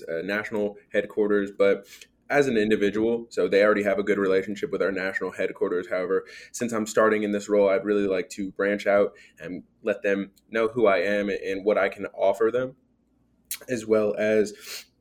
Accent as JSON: {"language": "English", "town": "Dallas", "region": "Texas", "country": "United States", "also_born_or_lived": "Arkansas", "moved": "yes", "said": "I'm originally from Dallas, Texas"}